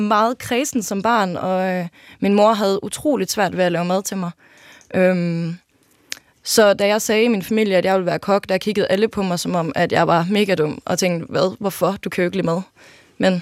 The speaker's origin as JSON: {"language": "Danish", "town": "Jelling", "region": "Southern Denmark", "country": "Denmark", "tie": "born or raised there", "said": "jeg er født og opvokset i Jelling"}